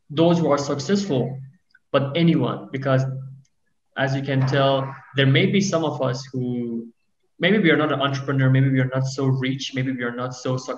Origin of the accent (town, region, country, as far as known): Iran